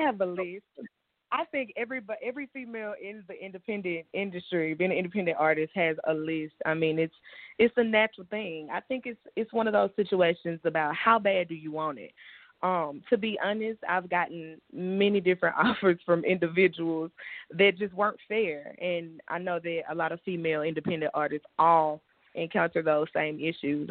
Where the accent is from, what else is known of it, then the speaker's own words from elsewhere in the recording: Shreveport, Louisiana, United States; my hometown, I'm born and raised in Shreveport. We're northwest Louisiana